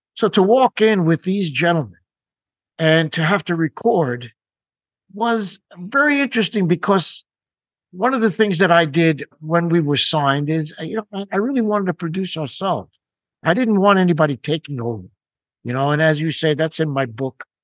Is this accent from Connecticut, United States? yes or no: no; New York, United States; I grew up near New York City